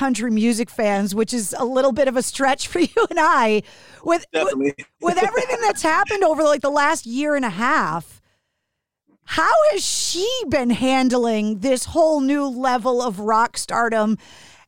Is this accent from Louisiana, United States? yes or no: no; Boston, Massachusetts, United States; being from Boston, growing up a Bruins fan